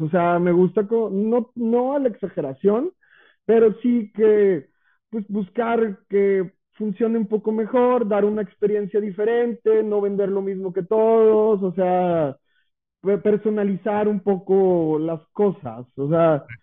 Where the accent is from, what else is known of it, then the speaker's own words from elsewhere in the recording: Santiago, Nuevo León, Mexico; yo soy originario de Villa de Santiago